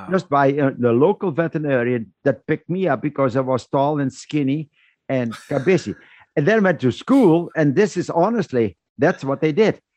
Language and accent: English; Netherlands; moved away as an adult; I was born and raised in the Netherlands